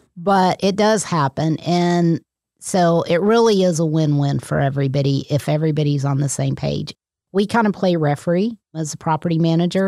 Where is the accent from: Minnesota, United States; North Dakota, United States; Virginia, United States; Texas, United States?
Texas, United States; moved away as an adult; also born or lived in San Diego / Oklahoma; I grew up in Texas.